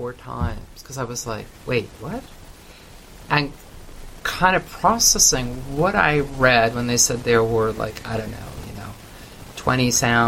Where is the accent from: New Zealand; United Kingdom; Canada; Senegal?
Canada